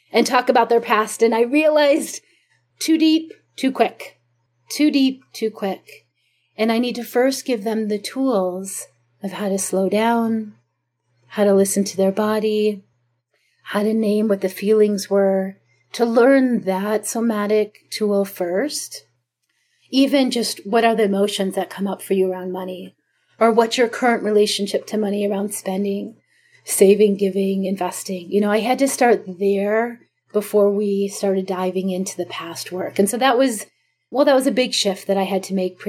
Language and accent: English; Chicago, Illinois, United States; moved away; also born or lived in Jerusalem; where I grew up in Chicago in the suburbs